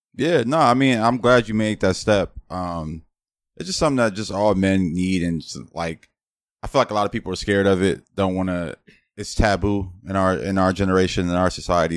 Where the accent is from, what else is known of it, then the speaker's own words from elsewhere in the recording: Los Angeles, California, United States; growing up in Los Angeles, it's like I'm damn near Spanish myself